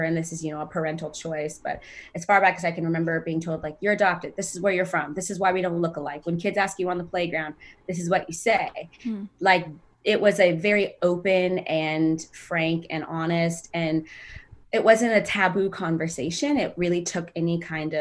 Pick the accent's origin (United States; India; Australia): United States; Sacramento, California; moved away as an adult; also born or lived in Ethiopia; now in Los Angeles, United States; I grew up in Sacramento and moved out to LA about 8 years ago.